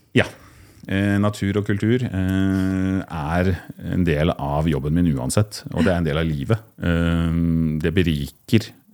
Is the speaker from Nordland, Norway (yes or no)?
no; Kolbotn, Akershus, Norway; also born or lived in Koppang (summers); now in Oslo, Norway; jeg er fra Kolbotn utenfor Oslo. Bor i dag i Oslo og jobber fra Oslo